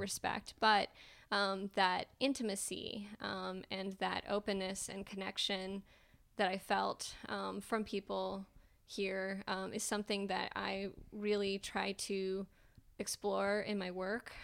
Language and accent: English; Calhoun, United States; moved away as an adult; now in Austin, United States; I grew up in Calhoun, which, if you haven't been there, there's, um, one stoplight in our entire county